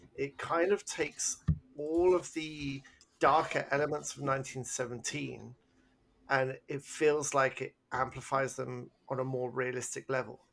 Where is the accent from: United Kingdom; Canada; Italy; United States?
United Kingdom; England; I'm English